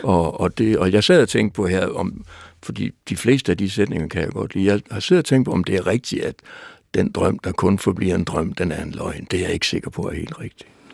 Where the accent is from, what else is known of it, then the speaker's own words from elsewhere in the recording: Aalborg, North Denmark Region, Denmark; Jeg var dreng i Aalborg